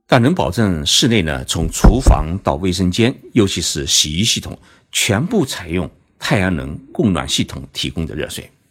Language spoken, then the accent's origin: Chinese; China; 我们中国人